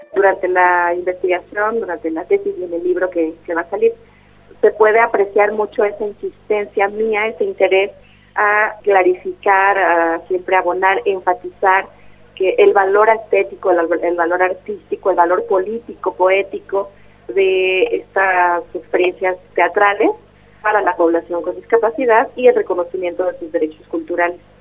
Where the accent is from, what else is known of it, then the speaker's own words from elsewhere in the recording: Oaxaca de Juárez, Oaxaca, Mexico; soy ah, originaria de Oaxaca, de Oaxaca de Juárez